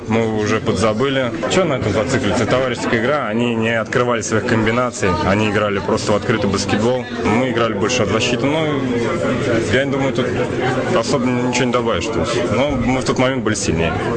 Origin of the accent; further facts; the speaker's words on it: Kazan, Tatarstan, Russia; Казань, мой родной город